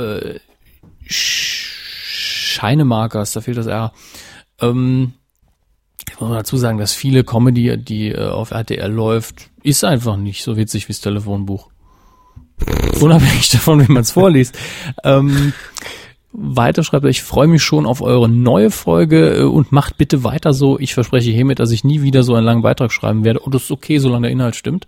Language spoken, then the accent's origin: German; Saarland, Germany; als Saarländer